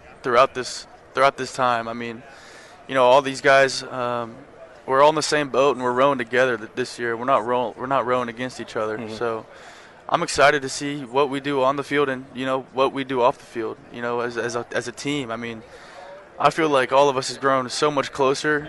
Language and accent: English; Texas, United States; growing up in Texas